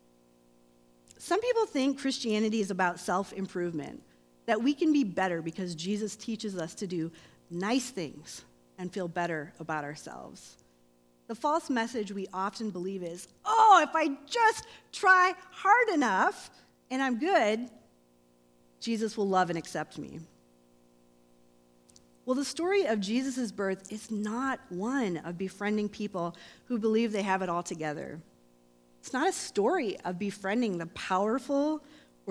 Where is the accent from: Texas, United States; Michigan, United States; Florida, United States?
Michigan, United States; Grand Rapids; moved away; I'm not from here, I'm from Michigan